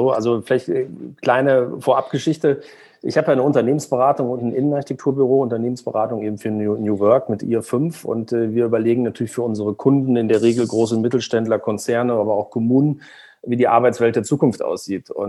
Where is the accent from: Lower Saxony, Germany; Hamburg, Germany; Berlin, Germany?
Lower Saxony, Germany; Braunschweig; Und deshalb habe ich in meiner Heimatstadt Braunschweig dann irgendwann mal geguckt